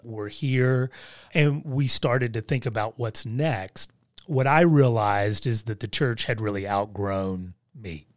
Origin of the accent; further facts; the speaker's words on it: Southern Ohio, West Virginia, United States; I was born and raised in West Virginia, Southern Ohio